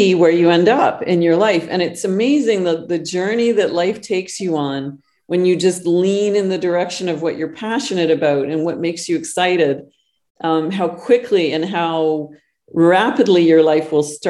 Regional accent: Northern Canada, Canada; now in Costa Rica; I'm not just Canadian, but I grew up in the backwoods of Northern Canada.

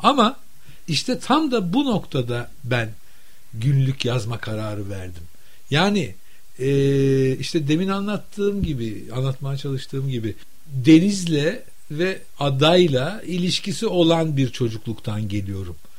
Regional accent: Istanbul, Turkey; ben modalıyım

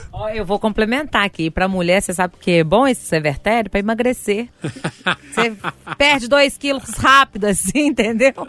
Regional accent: Sabará, Minas Gerais, Brazil; also born or lived in Santa Inês, Belo Horizonte; Eu sou de Sabará

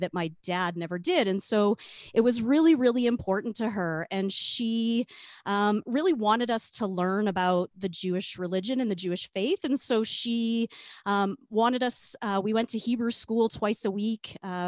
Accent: Regina, Saskatchewan, Canada; now in Calgary, Canada; I grew up in Regina

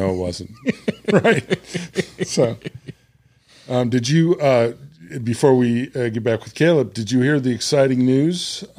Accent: Illinois, United States; now in Little Rock, United States; So I grew up in Illinois where there is Old Style and Budweiser.

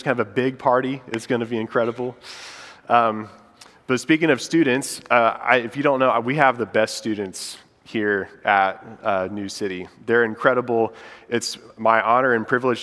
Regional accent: Indiana, United States; moved away as an adult; now in Charlotte, United States; because I'm from Indiana

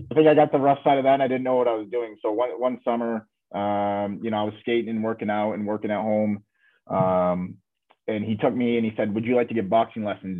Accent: Michigan, United States; growing up in Michigan, I was only about two hours away from Fort Wayne

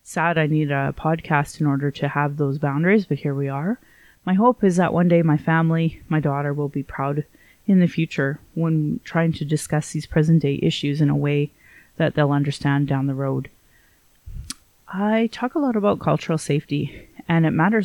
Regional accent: Calgary, Alberta, Canada; I was born in Calgary

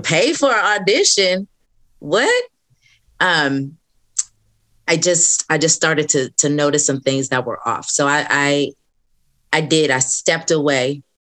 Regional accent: Southern California, United States; moved away as an adult; now in Atlanta, United States; I'm from California, from Southern California

